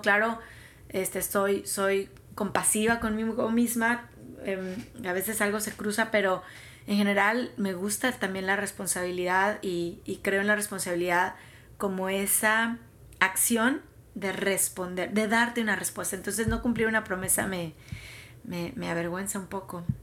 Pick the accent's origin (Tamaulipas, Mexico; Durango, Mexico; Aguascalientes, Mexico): Tamaulipas, Mexico; Tampico; moved away as an adult; also born or lived in Mexico City / California; now in Dallas, United States; Tampico, que es mi, ciudad, que me vio nacer, que me vio crecer